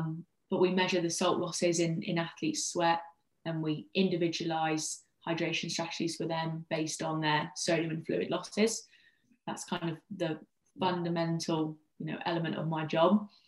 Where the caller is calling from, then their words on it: East Midlands, United Kingdom; I'm talking to you from Leicestershire in the UK. So quite a long way from you guys today.